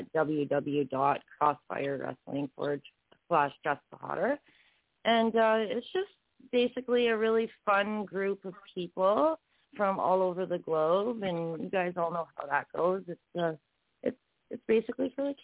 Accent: Ontario, Canada; also born or lived in Gander, Newfoundland; I grew up in Ontario, which is the mainland of Canada.

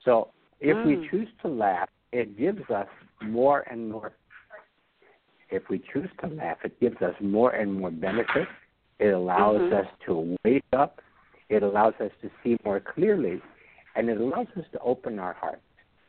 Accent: Brooklyn, New York, United States; I speak the King's English because I'm from Kings County.

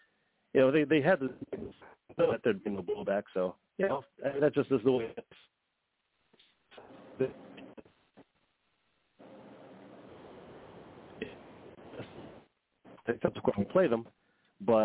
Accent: New York, United States; I grew up in New York

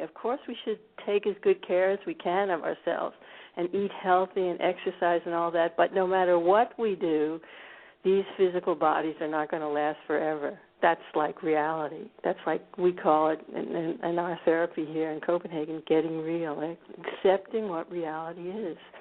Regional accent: United States; now in Scandinavia; I grew up actually in a suburb of Washington D.C.

